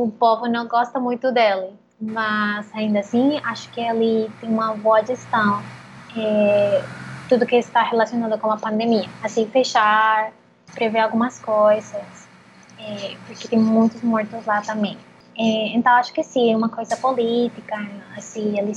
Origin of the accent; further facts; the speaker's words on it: Bogotá, Colombia; Portuguese is a second language; moved away as an adult; also born or lived in Netherlands; now in Brazil; Então, eu sou colombiana. Eh, eu estou morando no Brasil há um ano Bom, eu, eu vim aqui é, porque eu estava morando